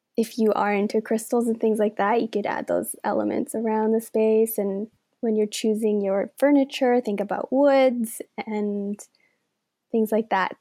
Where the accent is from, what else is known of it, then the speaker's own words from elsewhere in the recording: Denmark; now in Canada; I was born in Denmark and raised there